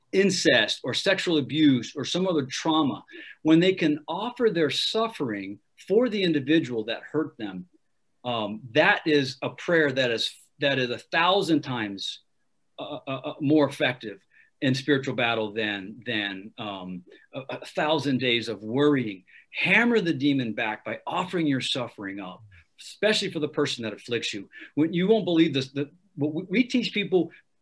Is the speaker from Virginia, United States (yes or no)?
no; Ohio, United States; I'm a Yankee. I'm from Ohio